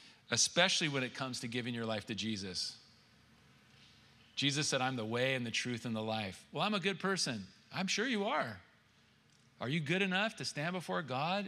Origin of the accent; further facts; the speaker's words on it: California, United States; I'm from California